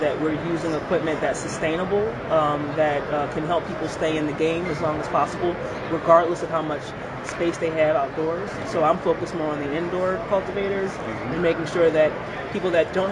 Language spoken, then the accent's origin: English; Philadelphia, Pennsylvania, United States; moved away as an adult; also born or lived in Boston, Massachusetts; now in Massachusetts, United States; I'm originally from Philadelphia, so I grew up in South Philly.